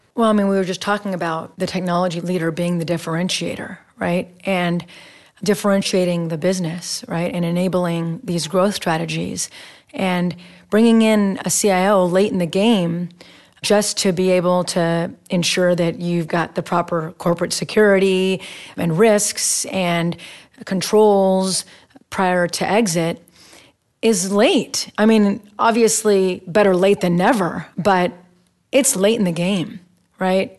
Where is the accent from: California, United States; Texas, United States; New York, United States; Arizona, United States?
Texas, United States; now in Bay Area, United States; I'm from Texas